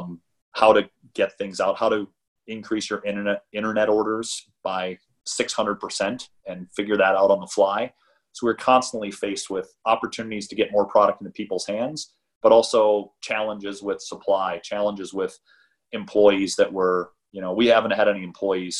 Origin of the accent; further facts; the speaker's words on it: Midwest, United States; moved away; I'm from the Midwest originally